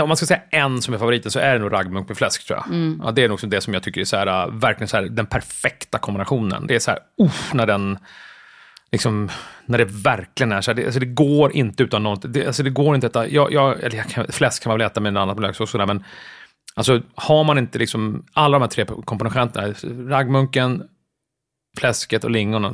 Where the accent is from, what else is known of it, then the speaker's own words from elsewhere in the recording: Jakobsberg, Stockholm County, Sweden; also born or lived in Södermalm, Stockholm; jag är uppväxt och gått i skolan i Jakobsberg, så jag är mm. uppvuxen i Jakobsberg